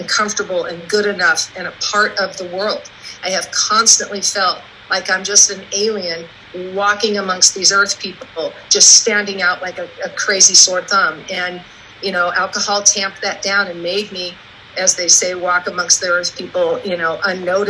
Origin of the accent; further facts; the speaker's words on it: Oregon, United States; moved away as an adult; also born or lived in California; My parents moved me to Oregon